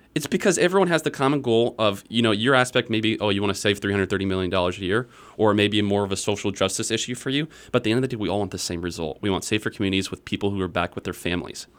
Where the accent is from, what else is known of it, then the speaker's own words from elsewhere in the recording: Iowa, United States; also born or lived in Virginia; I was born and raised in Iowa